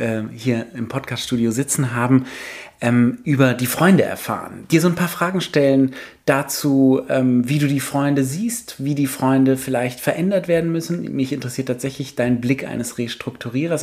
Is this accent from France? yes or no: yes; Paris, Île-de-France, France; ich bin genau in dem Alter in Paris groß geworden